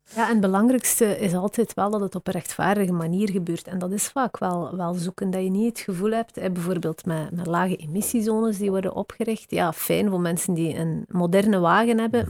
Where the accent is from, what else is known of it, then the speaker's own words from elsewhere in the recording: West Flanders, Belgium; accent: West Flemish; now in Brussels, Belgium; mijn accent is denk ik West-Vlaams